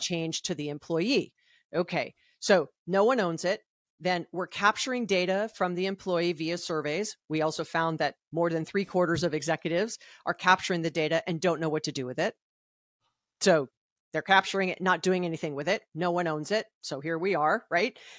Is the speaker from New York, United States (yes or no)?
no; Hawaii, United States; I'm from Hawaii